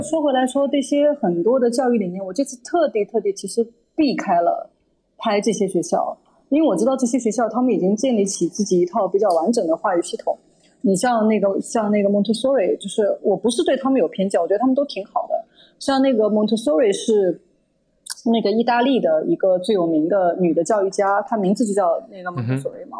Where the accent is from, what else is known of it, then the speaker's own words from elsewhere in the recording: Shanghai, China; 我小时候住在上海的时候